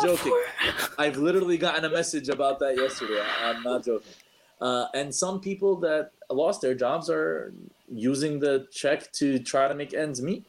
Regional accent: New York City, New York, United States; I'm a New Yorker

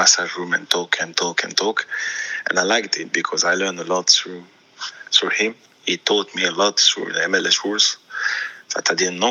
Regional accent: Auxerre, Bourgogne-Franche-Comté, France; first language French; English is a second language; moved away as an adult; also born or lived in London, United Kingdom; now in United States; my first call in my hometown, in the club I was playing

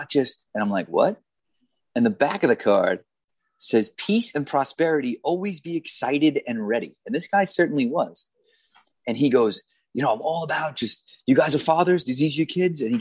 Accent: Long Island, New York, United States; Long Island

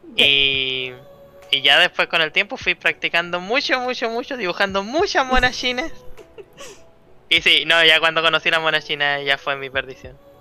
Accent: Chile; Yo soy un artista chileno

